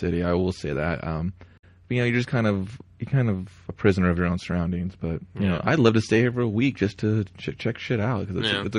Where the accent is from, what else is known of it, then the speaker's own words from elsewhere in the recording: Los Angeles, California, United States; I'm from Los Angeles. This shit's cool where I come from.